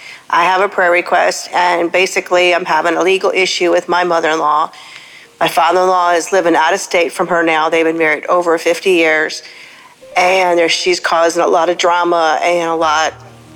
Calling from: Georgia, United States; I'm calling from Georgia

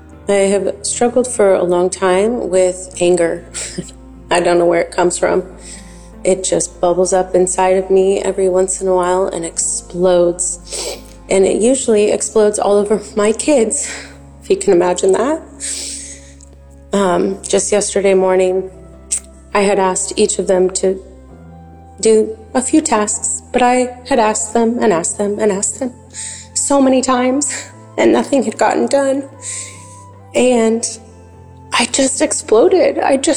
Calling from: Grand Coulee, Washington, United States; I'm calling from Grand Coulee, Washington.

